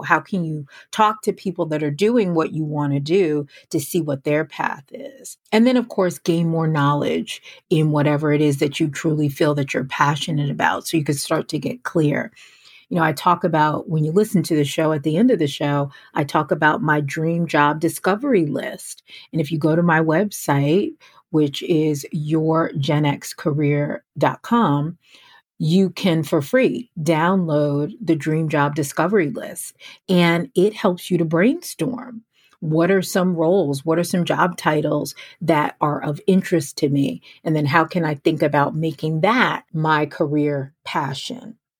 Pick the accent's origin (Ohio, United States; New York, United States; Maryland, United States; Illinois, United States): New York, United States; I grew up in New York, uh, right outside of New York City